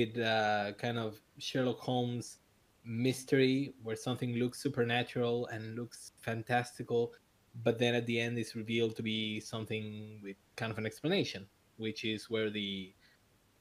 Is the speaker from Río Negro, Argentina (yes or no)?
no; Buenos Aires, Argentina; I'm from Buenos Aires, Argentina